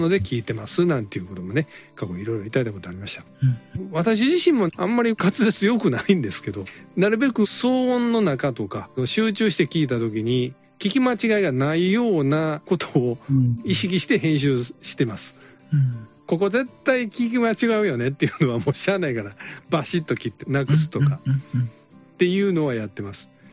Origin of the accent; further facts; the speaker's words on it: Kansai, Japan; accent: Kansai dialect; 私ら関西弁で喋ってるじゃないですか